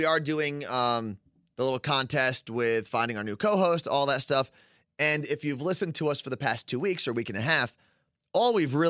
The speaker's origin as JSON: {"language": "English", "country": "United States", "tie": "born or raised there", "said": "Yeah, I was born here."}